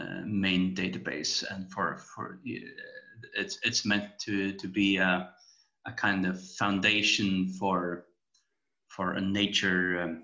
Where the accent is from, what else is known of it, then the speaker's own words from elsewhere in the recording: Tórshavn, Faroe Islands; moved away as an adult; also born or lived in Aberdeen, Scotland / Glasgow, Scotland; So I was born and raised in the Faroes, in the capital, Tórshavn.